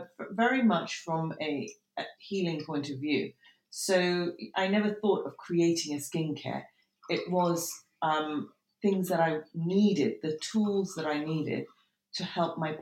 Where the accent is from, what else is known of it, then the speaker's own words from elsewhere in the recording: Tehran, Tehran Province, Iran; now in United Kingdom; I was born in Tehran, and then we came and went over the years.